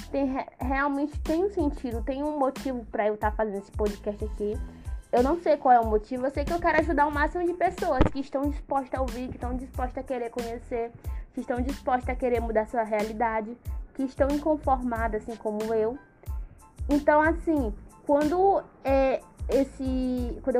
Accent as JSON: {"language": "Portuguese", "town": "São Luís", "region": "Maranhão", "country": "Brazil", "said": "E aí, como eu sou daqui de São Luís do Maranhão, né?"}